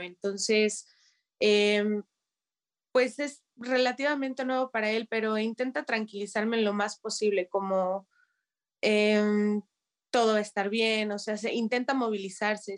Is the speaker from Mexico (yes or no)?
yes; Mexico; now in Kyiv, Ukraine; como mexicana, como foráneo